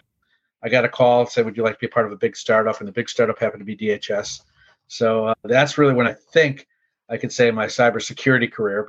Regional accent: Chicago, Illinois, United States; also born or lived in Indiana; I was from Chicago originally

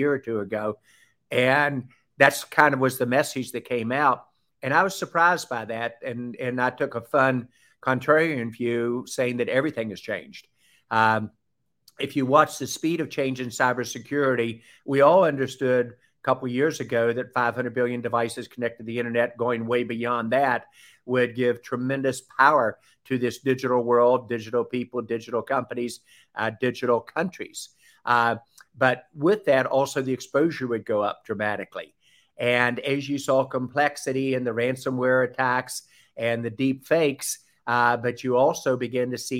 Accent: Southern, United States; accent: Southern; my Southern accent

